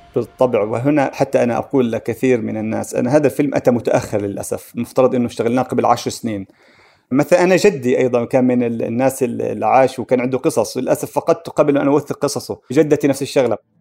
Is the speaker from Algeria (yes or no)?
no; Palestine; كان في منتجات عندنا في القدس في نابلس